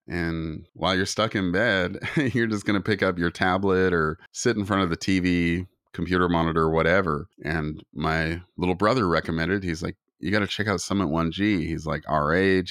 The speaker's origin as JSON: {"language": "English", "country": "Canada", "said": "I'm Native Canadian"}